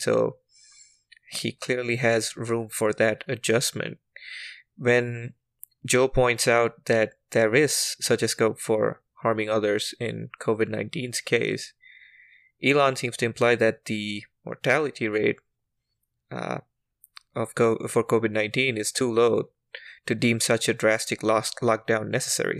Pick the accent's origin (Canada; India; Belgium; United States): India; as an Indian